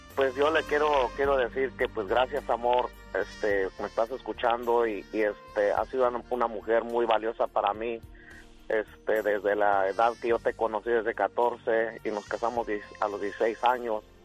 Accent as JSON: {"language": "Spanish", "region": "Michoacán", "country": "Mexico", "said": "nosotros somos del estado de Michoacán"}